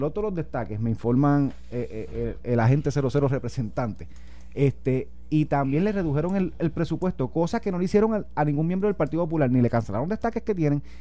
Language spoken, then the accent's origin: Spanish; Guárico, Venezuela; No, pero él, yo, soy de Guarico, el el mío, es el otro.